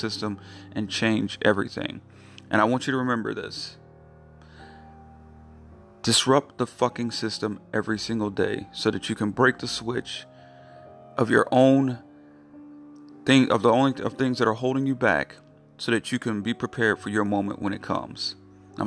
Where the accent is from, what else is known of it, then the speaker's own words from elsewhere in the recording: North Carolina, United States; North Carolina, my home state